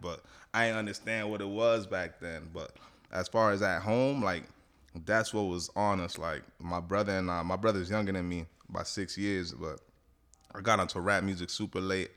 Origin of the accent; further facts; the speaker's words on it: Miami, Florida, United States; also born or lived in Atlanta; born in Atlanta, but all I know is Miami. Been here since I was a shorty